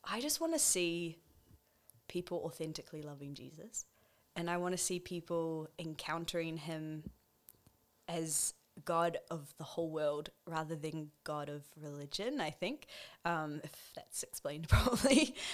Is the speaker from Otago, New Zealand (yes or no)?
no; Wellington, New Zealand; now in Auckland, New Zealand; I grew up in Wellington. I'm a pastor's kid. I have grown up within the church and then moved up to Auckland